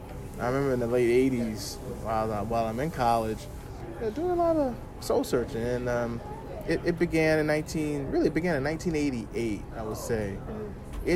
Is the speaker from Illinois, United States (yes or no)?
no; Louisiana, United States; people from my home state who had left Louisiana and had settled in Liberia in the 19th century